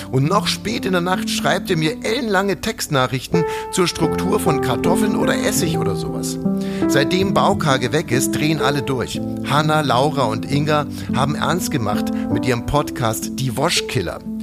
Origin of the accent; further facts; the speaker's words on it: Ammersee, Bavaria, Germany; in meiner Heimat war, am Ammersee